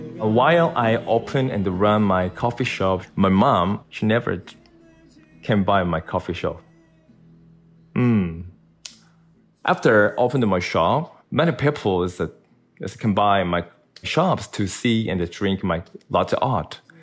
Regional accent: South Korea; I'm from South Korea

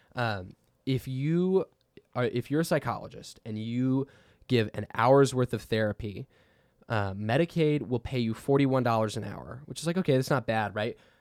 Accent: Texas, United States; we're from Texas

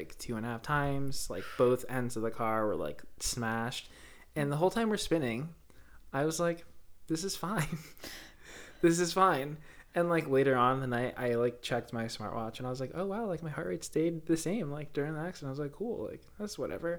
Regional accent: New Jersey, United States; I'm from North Jersey, so Brooklyn Aquarium's like 45 minutes away

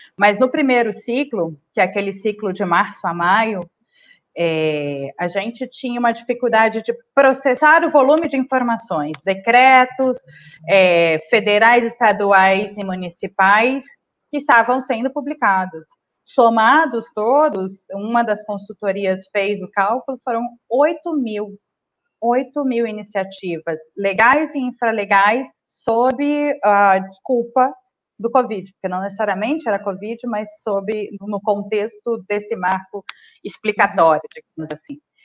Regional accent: Northeast Region, Brazil; also born or lived in Maranhão / Brasília; now in São Paulo, Brazil; eu sou né, nordestina

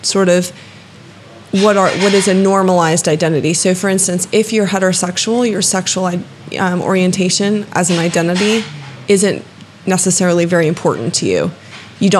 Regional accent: United States; moved away

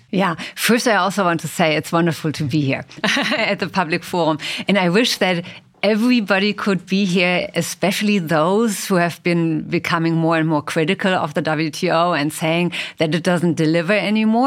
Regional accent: Germany; I come from Germany

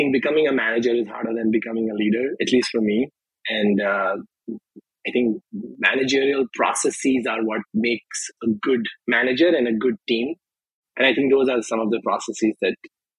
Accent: India; now in United States; growing up in India is a little different than growing up here

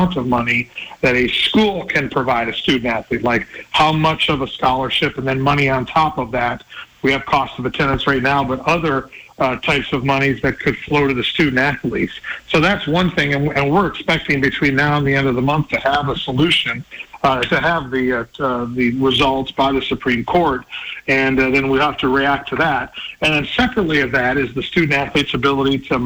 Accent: La Crosse, Wisconsin, United States; now in Utah, United States; my hometown of La Crosse, Wisconsin

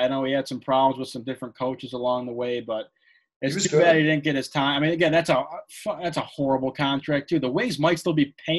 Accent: Toronto, Ontario, Canada; born there; I was born on April 3rd, 1983 in Toronto, Ontario, Canada.

